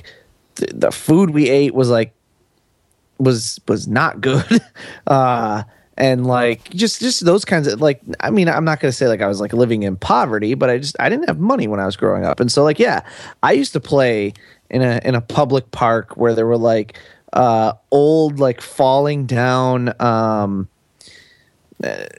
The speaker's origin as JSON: {"language": "English", "town": "Buffalo", "region": "New York", "country": "United States", "tie": "born or raised there", "said": "I grew up in Buffalo, New York, which is not an economic boon town of America."}